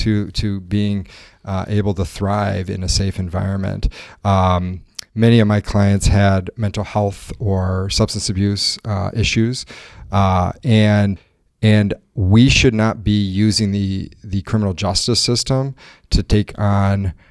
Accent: northeast Missouri, United States; now in Milwaukee, United States; I grew up in a, a farming community in very rural, kind of northeast Missouri

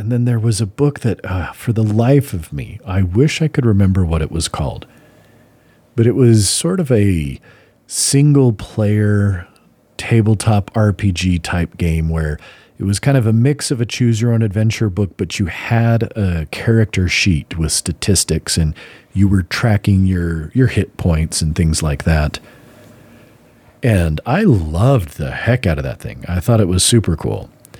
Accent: Utah, United States; at least in northern Utah, where we grew up in the Mormon subculture community, somebody decided that it was of the devil, that it was satanic back in the 80s.

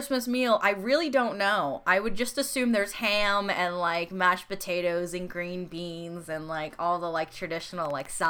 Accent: United States; accent: American; There's not a huge difference in my American accent

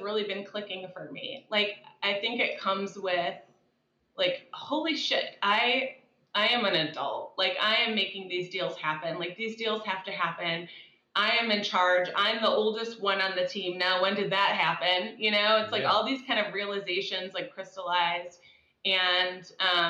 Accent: Dallas, Texas, United States; also born or lived in the Midwest; I grew up in Dallas

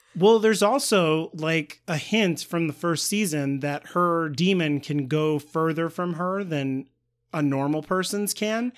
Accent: United States; I was taught as an American.

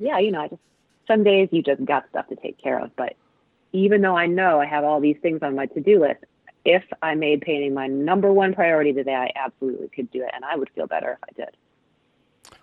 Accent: Cleveland, Ohio, United States; moved away as an adult; also born or lived in East Coast; now in Pacific Northwest, United States; Cleveland, where I grew up

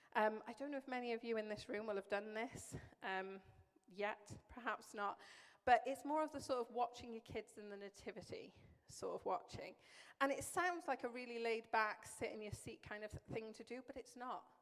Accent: Welsh, Wales, United Kingdom; moved away; I'm Welsh

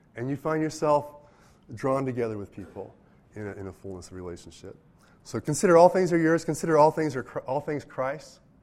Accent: United States; I'm an American, and I'm of European descent

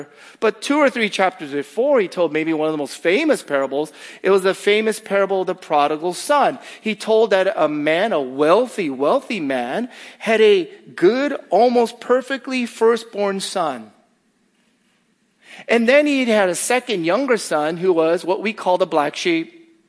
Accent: Northeast, United States; well, I'm from the Northeast. The Northeast is better than here.

